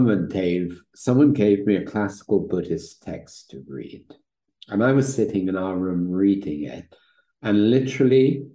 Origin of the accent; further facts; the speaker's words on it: London, United Kingdom; now in Italy; I was born in London